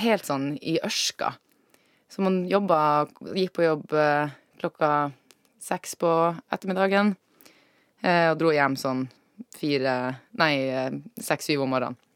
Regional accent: Alta, Finnmark, Norway; moved away; also born or lived in Trondheim; jeg er fra Alta i Finnmark

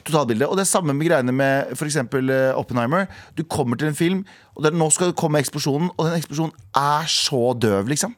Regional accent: Skaun, Trøndelag, Norway; moved away; det der jeg vokste opp

